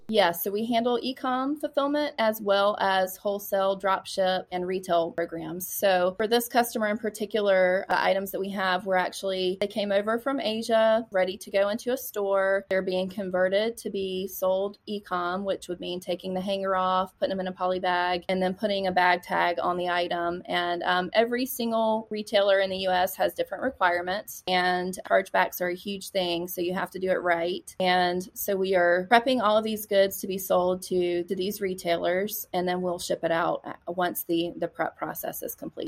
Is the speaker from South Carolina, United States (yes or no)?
yes; Lugoff, South Carolina, United States; also born or lived in Charleston, South Carolina; I grew up in a really small town in South Carolina called Lugoff, South Carolina